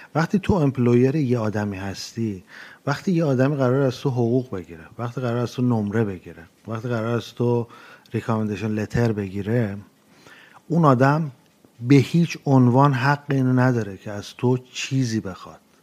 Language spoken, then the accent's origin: Persian; Iran; moved away as an adult; also born or lived in Montreal, Canada / Edmonton, Canada / Newfoundland, Canada; now in Toronto, Canada; من موقعی که از که از ایران اومدم بیرون سال 2011